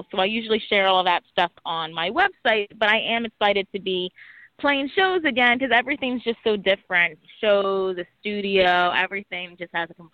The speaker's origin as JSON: {"language": "English", "town": "New York City", "region": "New York", "country": "United States", "tie": "born there", "also_born_or_lived": "New Jersey", "said": "So I was born in New York City, um, in Harlem, Hell's Kitchen, and then my family eventually relocated to New Jersey for a while."}